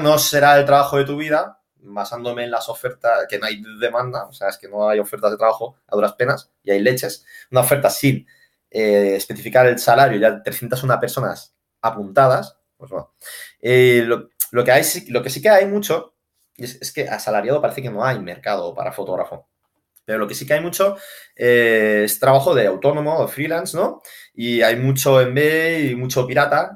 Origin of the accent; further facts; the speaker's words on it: Barcelona, Catalonia, Spain; en Barcelona, que es de donde yo soy